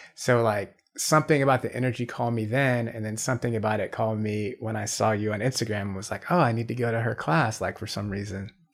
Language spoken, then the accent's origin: English; Atlanta, Georgia, United States; I'm from Atlanta